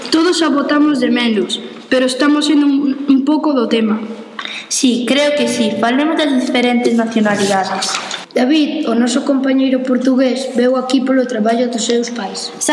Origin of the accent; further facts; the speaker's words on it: Galicia, Spain; E tamén hai 19 nenos e nenas que somos galegos. Vamos, españois, como podedes supoñer.